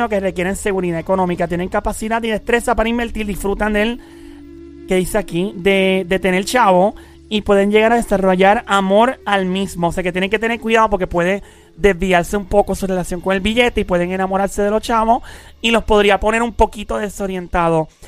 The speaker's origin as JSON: {"language": "Spanish", "town": "San Lorenzo", "country": "Puerto Rico", "said": "Yo soy de San Lorenzo"}